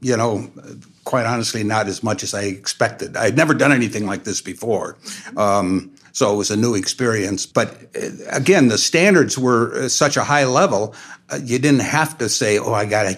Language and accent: English; Naperville, Illinois, United States; moved away as an adult; now in LaGrange, United States; I grew up in Naperville